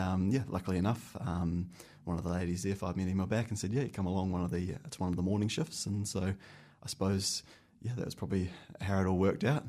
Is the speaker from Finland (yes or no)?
no; Christchurch, Canterbury, New Zealand; moved away as an adult; now in Wellington, New Zealand; I'm from Christchurch. I grew up in Christchurch and went to university and school down in Christchurch